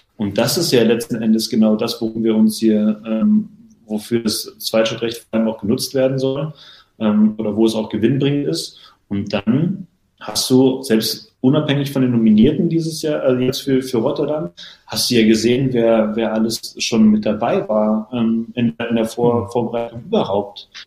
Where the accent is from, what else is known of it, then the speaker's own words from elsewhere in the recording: Berlin, Germany; first language German; moved away as an adult; now in Hannover, Germany; gebürtige Berliner und dementsprechend auch äh, groß geworden bei Spannung 04, mein Heimatverein